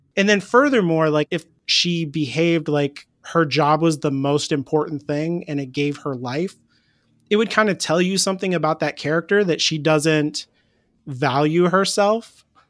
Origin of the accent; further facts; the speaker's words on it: United States; I'm an American